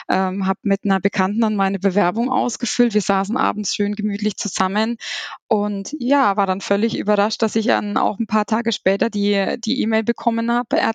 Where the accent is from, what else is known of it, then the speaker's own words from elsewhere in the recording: Seinsheim, Bavaria, Germany; Ich komme aus der Kleingemeinde Seinsheim. Das ist in der Nähe von Kitzingen bei Würzburg, liegt in Unterfranken.